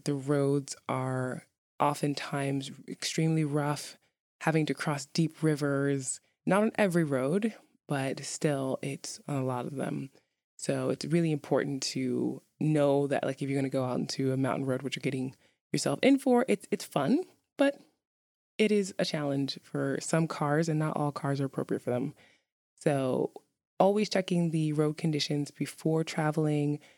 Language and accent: English; New York City, New York, United States; now in Iceland; I'm from New York City